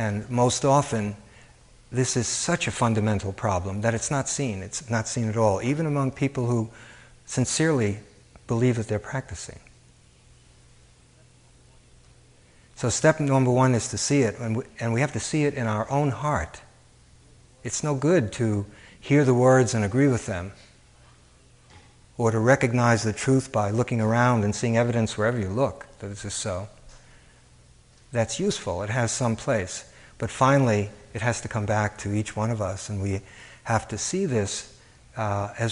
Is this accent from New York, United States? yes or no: yes; New York City, New York, United States; moved away as an adult; also born or lived in Chicago, United States / Cambridge, Massachusetts, United States; I grew up in Coney Island, where high school is 5 minutes away from the parachute jump